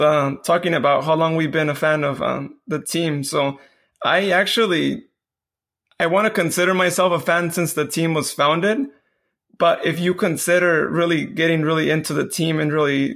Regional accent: Modesto, California, United States; I'm actually from Modesto, which is about an hour and a half from Sacramento

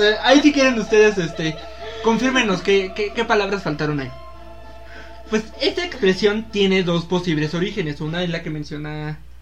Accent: Mexico; como buenos mexicanos

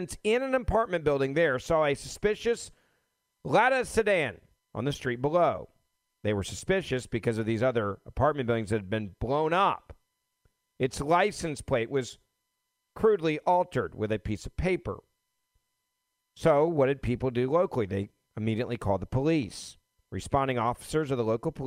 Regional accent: Memphis, Tennessee, United States; my hometown of Memphis

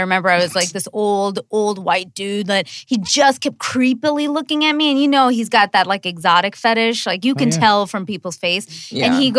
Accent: United States; No, where are you from? America, what are you trying to get at?

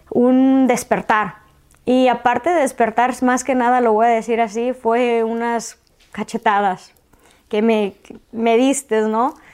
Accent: Mexico; yo vine de México, este, del de lugar que vengas

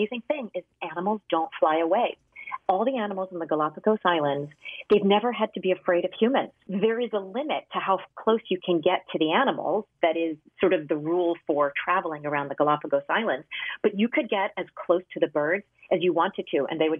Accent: New Jersey, United States; I grew up in New Jersey

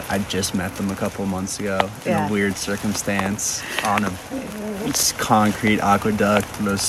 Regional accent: Los Angeles, California, United States; I'm from Los Angeles.

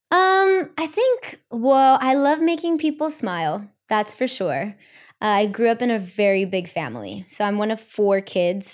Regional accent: Los Angeles, California, United States; I'm Mexican American. I was born and raised here in L

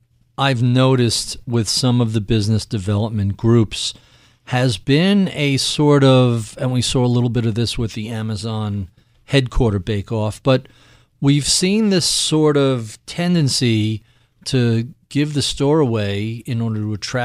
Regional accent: New York, United States; I'm not going to talk about anything in Boston sports as a New Yorker.

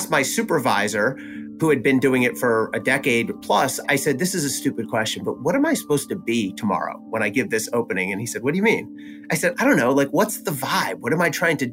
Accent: New Jersey, United States; I'm from New Jersey

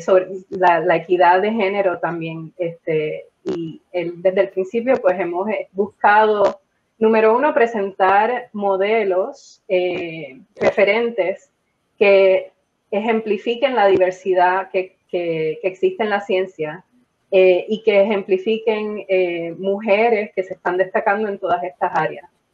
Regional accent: Puerto Rico; quiénes somos los puertorriqueños

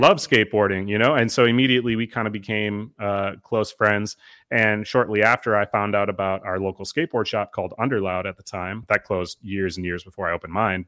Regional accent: Eau Claire, Wisconsin, United States; also born or lived in Duluth, Minnesota / Minneapolis, Minnesota; Eau Claire, Wisconsin's my hometown. I've lived there since I was two

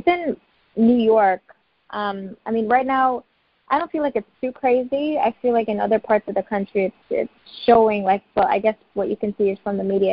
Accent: Grenada; now in United States; I'm originally from Grenada. My parents are from Guyana

